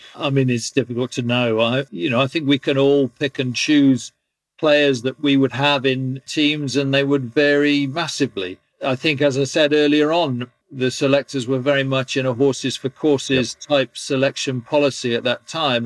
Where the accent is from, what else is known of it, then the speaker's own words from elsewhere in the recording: England, United Kingdom; being an Englishman